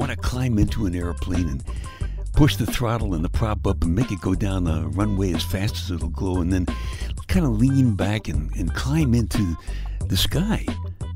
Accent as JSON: {"language": "English", "region": "New York", "country": "United States", "said": "I'm from New York"}